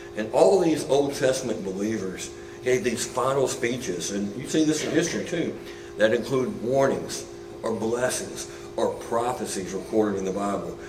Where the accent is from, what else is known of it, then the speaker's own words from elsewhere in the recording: Buzzard Roost, Arkansas, United States; also born or lived in Carlisle, Arkansas; I grew up in a small town. Um, people always laugh when I tell them I'm from Buzzard Roost, Arkansas